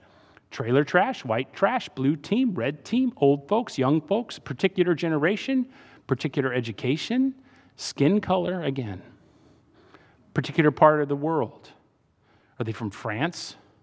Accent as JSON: {"language": "English", "region": "Virginia", "country": "United States", "tie": "born or raised there", "also_born_or_lived": "Saudi Arabia / Iran", "said": "I grew up in Saudi and then Iran and then Northern Virginia."}